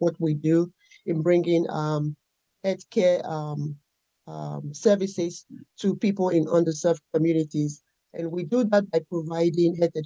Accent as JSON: {"language": "English", "country": "Nigeria", "tie": "born or raised there", "moved": "as an adult", "lives_now": "United States", "said": "I was raised and born in Nigeria"}